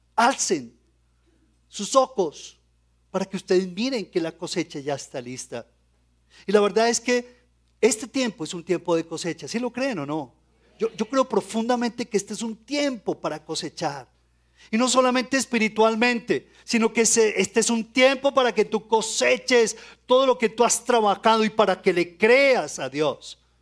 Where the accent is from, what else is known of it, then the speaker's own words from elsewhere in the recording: Colombia; Como colombianos